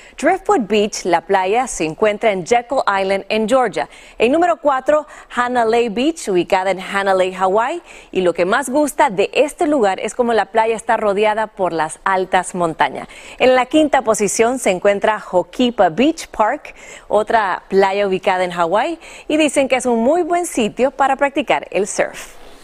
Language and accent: Spanish; Honduras; nosotros los hondureños